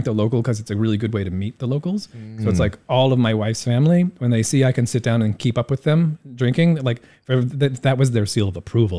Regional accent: Indiana, United States; now in Taiwan; I love my hometown in Indiana, but like, it's just flat.

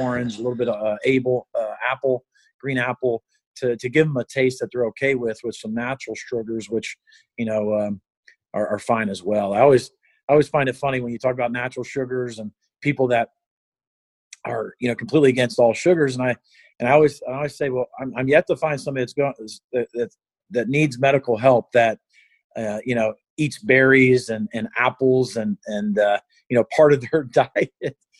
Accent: Cincinnati, Ohio, United States; now in Ann Arbor, United States; I grew up in Cincinnati

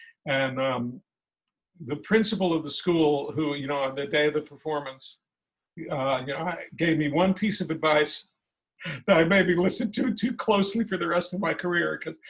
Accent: Washington, District of Columbia, United States; when I was 10 years old, I grew up in Washington, D.C.

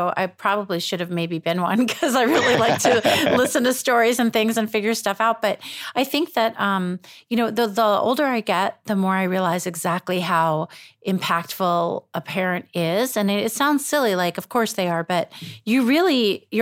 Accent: New York, United States; I grew up in New York

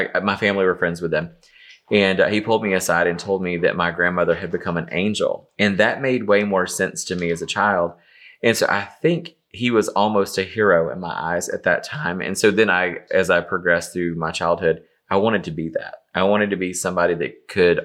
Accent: Easley, South Carolina, United States; moved away as an adult; now in Atlanta, United States; I grew up in a small town called Easley, South Carolina, which is, it's just right outside of Greenville.

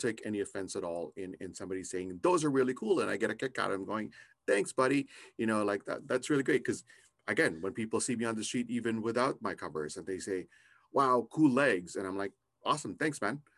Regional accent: Canada; I'm also Canadian

